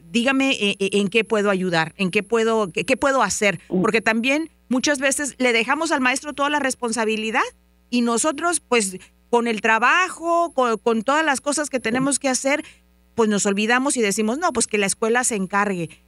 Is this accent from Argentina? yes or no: no; Mexico; now in Dallas, United States; Muchas veces cuando venimos de México, que no hablamos el idioma, nos sentimos como un poquito intimidados a ir a la escuela, a hablar con los maestros.